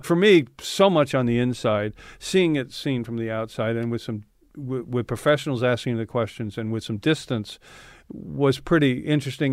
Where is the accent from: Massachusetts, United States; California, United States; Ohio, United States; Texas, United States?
California, United States; San Francisco; moved away as an adult; also born or lived in England; I grew up in San Francisco